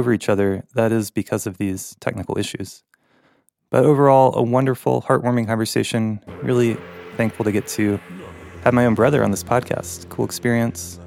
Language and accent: English; North Carolina, United States; moved away; I grew up in North Carolina with my family.